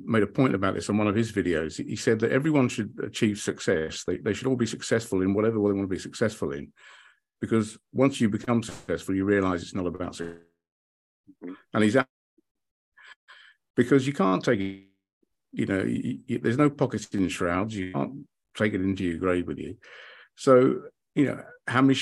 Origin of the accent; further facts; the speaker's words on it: United Kingdom; also born or lived in London / Hayling Island; I grew up in the United Kingdom